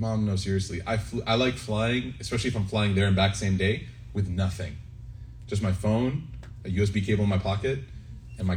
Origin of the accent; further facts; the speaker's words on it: Chicago, Illinois, United States; I grew up in Chicago